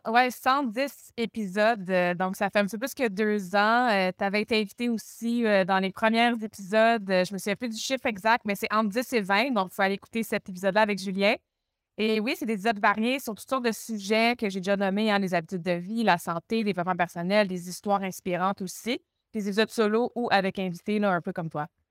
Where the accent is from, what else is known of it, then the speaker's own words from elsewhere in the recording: Montreal, Quebec, Canada; accent: Québécois; moved away; Je viens de Montréal au Québec.